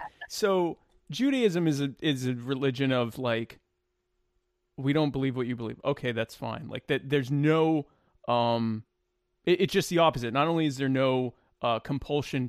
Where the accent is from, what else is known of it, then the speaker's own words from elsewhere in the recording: Deep South, United States; now in Myrtle Beach, South Carolina, United States; I grew up in the Deep South. I'm in Myrtle Beach area of South Carolina